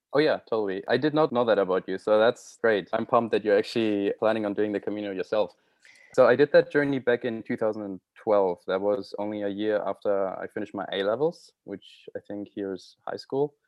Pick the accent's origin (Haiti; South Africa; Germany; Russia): Germany; first language German; English is a second language; moved away as an adult; now in Vancouver, Canada; going back to Germany, obviously, I look forward to seeing my family and friends